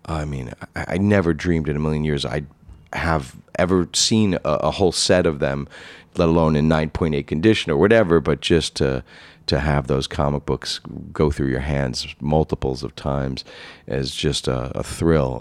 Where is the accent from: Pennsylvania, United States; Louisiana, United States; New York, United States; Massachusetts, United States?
New York, United States; New York City; now in Manhattan, United States; as a kid growing up in Rockaway Beach, Queens, I grew up in a middle-class family